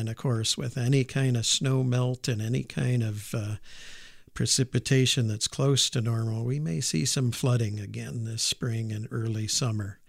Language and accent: English; Auburn, New York, United States; moved away as an adult; also born or lived in Moscow / Purdue; I grew up in upstate New York, uh, in a town called Auburn, which is, uh, right in the Finger Lakes.